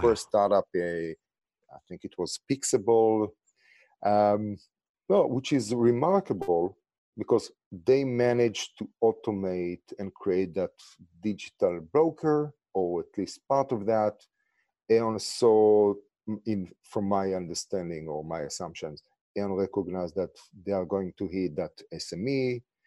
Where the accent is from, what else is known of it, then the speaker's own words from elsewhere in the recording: Israel; English is a second language; moved away as an adult; also born or lived in New York; now in Los Angeles, United States; originally, as you can hear from my accent and name, I'm from Israel